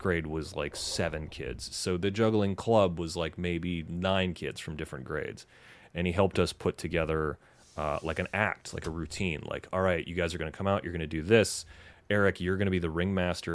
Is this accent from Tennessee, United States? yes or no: yes; Knoxville, Tennessee, United States; moved away as an adult; also born or lived in Wausau, Wisconsin / Indiana / Los Angeles; born in Wausau, but I think you would say that I'm from Knoxville, Tennessee